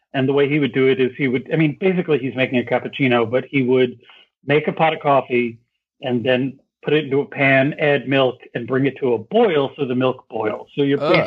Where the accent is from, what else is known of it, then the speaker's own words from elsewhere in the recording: New York City, New York, United States; when I was a youth growing up in New York City